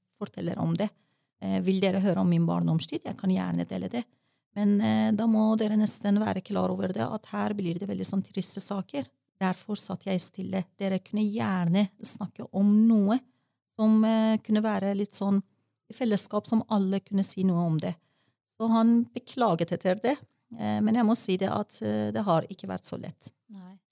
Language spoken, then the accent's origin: Norwegian; Tehran, Tehran Province, Iran; first language Persian; Norwegian is a second language; moved away as an adult; now in Norway; Og så er jeg født i en vårdag i 1967 i Teheran, hovedstaden i Iran. Eh, som barn opplevde jeg revolusjon, og som ungdom opplevde jeg krig